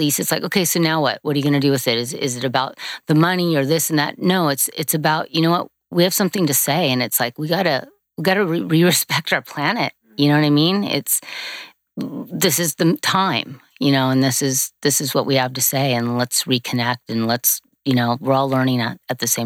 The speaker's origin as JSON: {"language": "English", "town": "Manhattan Beach", "region": "California", "country": "United States", "tie": "born or raised there", "said": "I grew up in California. We grew up at Manhattan Beach"}